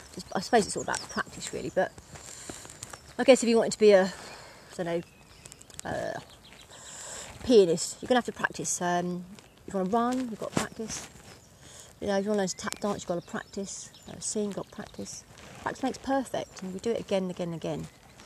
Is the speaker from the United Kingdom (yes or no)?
yes; East of England, United Kingdom; accent: Essex; not doing a presentation right and being told that I'll never amount to much because of my dulled down my Essex accent and all sorts, the Essex attachment, you know.